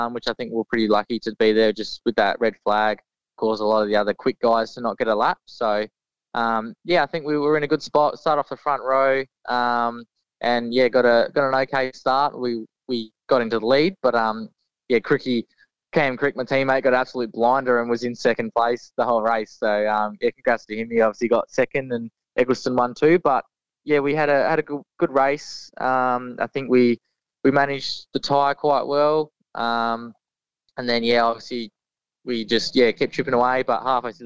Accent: Mount Gambier, South Australia, Australia; great little town. It's where I grew up. And it's cool to come back and live here for the moment

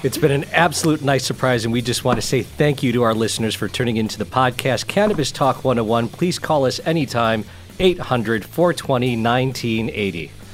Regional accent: United States; I myself being an American, I was raised by parents of Mexican descent

